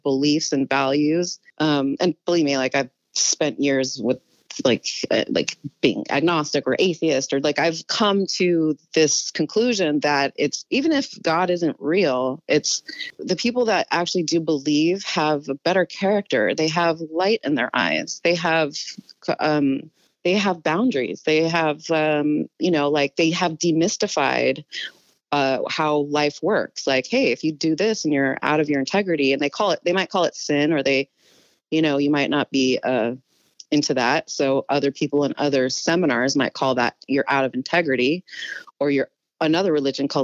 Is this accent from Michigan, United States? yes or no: no; Albuquerque, New Mexico, United States; also born or lived in Northern California; now in Los Angeles, United States; I was growing up in New Mexico originally, like that's where I was born.